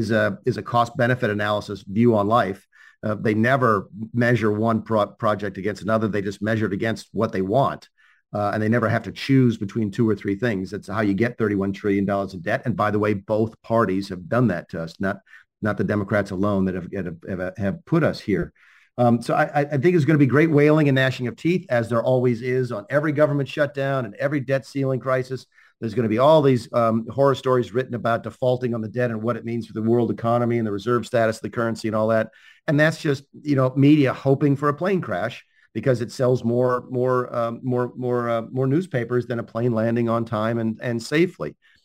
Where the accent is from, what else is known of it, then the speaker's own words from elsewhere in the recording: Charlotte, North Carolina, United States; I'm from the Carolinas, and the Krispy Kreme is down at Dunkin' Donuts. I don't know where they're from, but I grew up on Krispy Kreme donuts. My son lives in Charlotte, North Carolina now, which is my hometown.